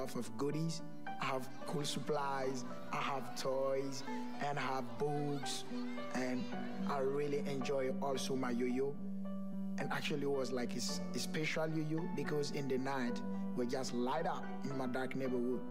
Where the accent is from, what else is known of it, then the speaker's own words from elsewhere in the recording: Burkina Faso; I come from Burkina Faso, West Africa. I was born in one of the poor countries around the world